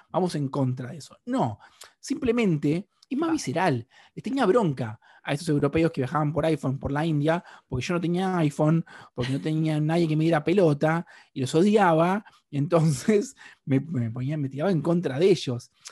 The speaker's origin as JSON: {"language": "Spanish", "country": "Argentina", "said": "hay algo donde yo soy mucho más argentino afuera de Argentina que acá adentro."}